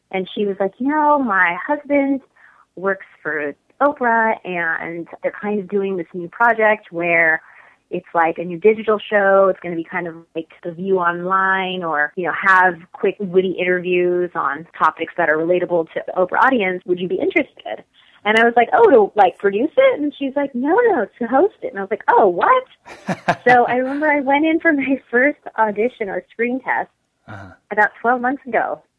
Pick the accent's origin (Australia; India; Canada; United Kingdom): India; I'm Indian and we love to throw huge, lavish weddings.